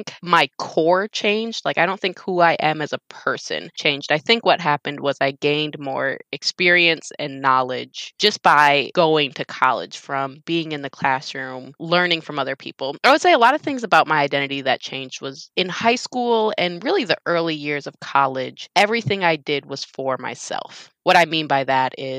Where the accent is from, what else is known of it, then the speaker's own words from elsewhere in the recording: Wisconsin, United States; moved away as an adult; now in Houston, United States; I was born and raised in Wisconsin